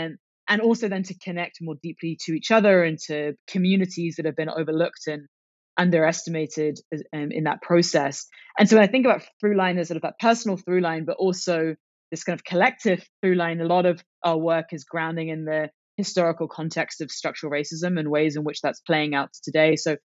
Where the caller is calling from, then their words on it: Oakland, California, United States; I am in Oakland, California.